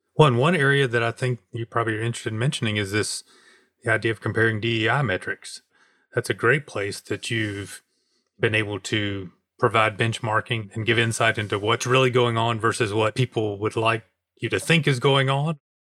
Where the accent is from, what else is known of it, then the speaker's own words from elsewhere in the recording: Smyrna, Georgia, United States; I'm actually from Atlanta, from Smyrna